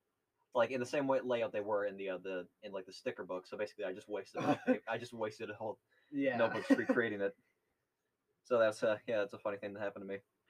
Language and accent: English; New England, United States; as we are from New England